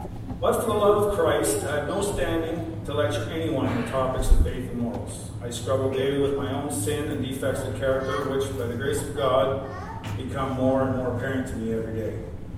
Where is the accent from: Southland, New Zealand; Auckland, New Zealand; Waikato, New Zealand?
Southland, New Zealand; Gore; I grew up right here in North Gore, had a good childhood, longed for nothing